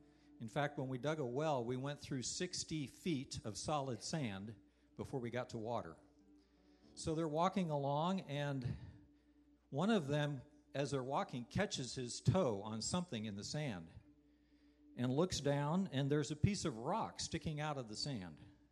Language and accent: English; Niger; I grew up in West Africa. My parents were missionaries there.